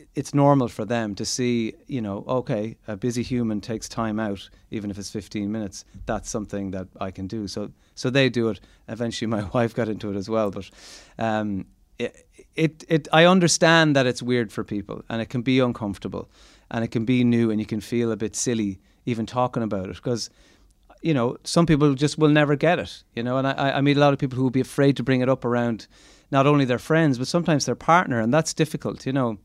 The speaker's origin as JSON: {"language": "English", "country": "Ireland", "said": "as Irish people"}